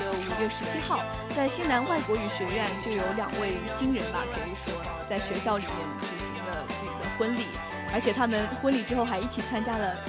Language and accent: Chinese; China; 我们中国人可能有些年轻